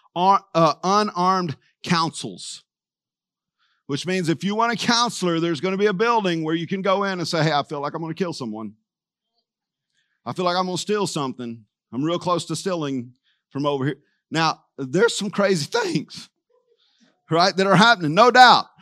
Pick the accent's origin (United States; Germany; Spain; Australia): United States; Texas; I was from Texas